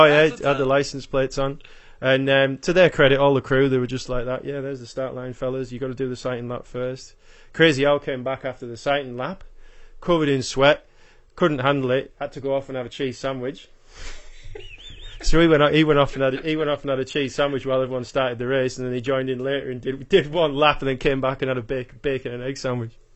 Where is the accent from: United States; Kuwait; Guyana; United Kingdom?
United Kingdom; Yorkshire and the Humber; accent: Yorkshire with a little bit of Australia; moved away as an adult; now in Australia; my accent is, effect, well, pretty much all uh, Yorkshire with a little bit of Australia chucked in there as well. So I've been in, um, I've been in Australia for ten years now